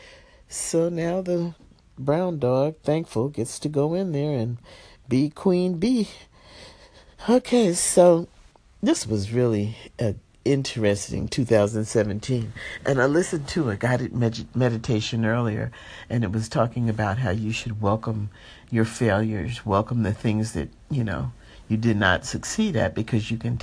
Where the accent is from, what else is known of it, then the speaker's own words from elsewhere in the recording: New Jersey, United States; now in Los Angeles, United States; I'm from New Jersey originally